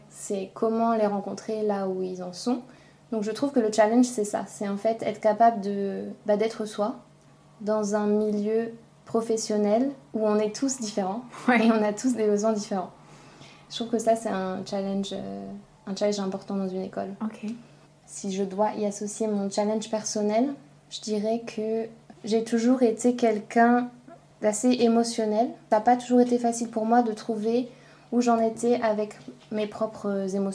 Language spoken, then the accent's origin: French; France; moved away as an adult; also born or lived in Denmark; now in Copenhagen, Denmark; j'ai 29 ans. Euh, j'ai grandi en France. Je suis arrivée au Danemark il y a 6 ans, 5 ou 6 ans.